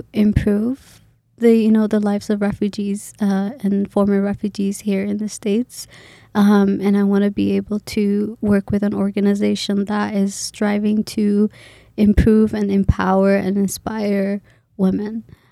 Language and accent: English; Kenya; when I tell them I'm Kenyan or I'm from Kenya, I was born in Kenya, immediately assume I know Kiswahili.